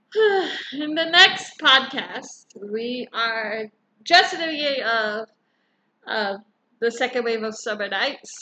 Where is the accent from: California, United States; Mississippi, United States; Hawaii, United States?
Hawaii, United States; Hawaii is beautiful as always. My home state is beautiful